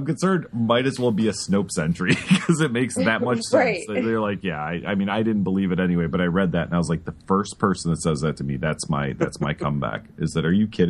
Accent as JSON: {"language": "English", "town": "Chicago", "region": "Illinois", "country": "United States", "tie": "born or raised there", "said": "I grew up in Chicago"}